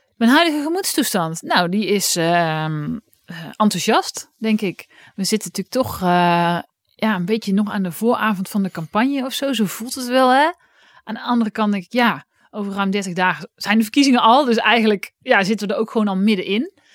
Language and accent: Dutch; Oss, North Brabant, Netherlands; in Os, waar ik vandaan kwam.